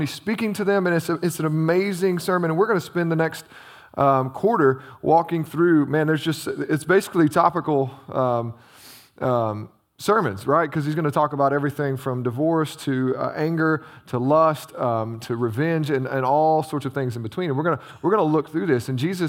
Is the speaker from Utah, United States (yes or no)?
no; Illinois, United States; I grew up in Southern Illinois.